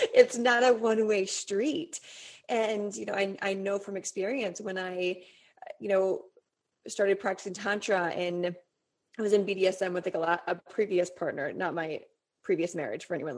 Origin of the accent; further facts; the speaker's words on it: Colorado, United States; moved away; I grew up in Colorado